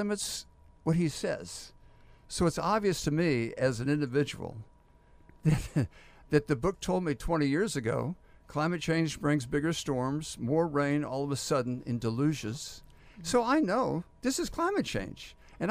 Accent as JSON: {"language": "English", "town": "Houston", "region": "Texas", "country": "United States", "tie": "born or raised there", "said": "I'm from Houston. We've gone through hurricanes all my life"}